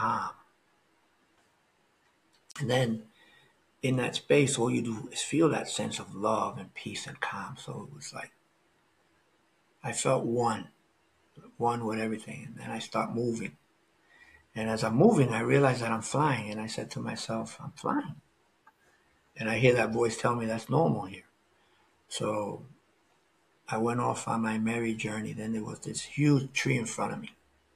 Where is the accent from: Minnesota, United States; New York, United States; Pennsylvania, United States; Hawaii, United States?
New York, United States; New York City; moved away; also born or lived in Florida; grew up in New York City. Then I lived in Florida